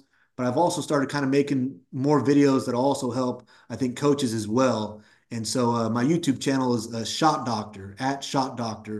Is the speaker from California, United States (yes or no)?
yes; Woodland, California, United States; born or raised there